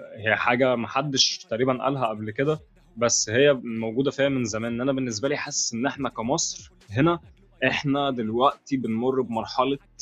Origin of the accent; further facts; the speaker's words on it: Egypt; هنا عندنا في مصر بيتطور